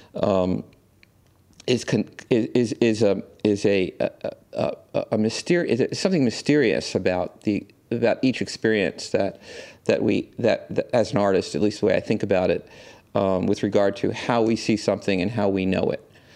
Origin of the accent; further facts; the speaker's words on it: New York City, New York, United States; I grew up here in New York